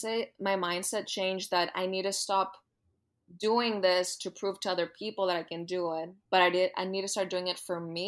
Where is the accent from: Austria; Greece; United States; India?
Greece; moved away; I was born and raised in Greece. So I went to high school in Greece